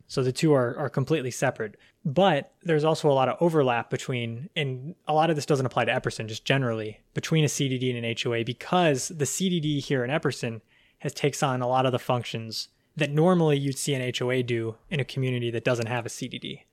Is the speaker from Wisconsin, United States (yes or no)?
no; Pasco County, Florida, United States; also born or lived in Alaska / Port Richey, Florida; I was born and raised right here in Pasco County